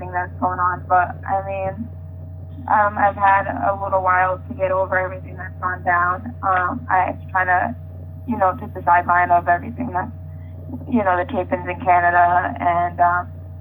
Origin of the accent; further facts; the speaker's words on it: New England, United States; I'm from New England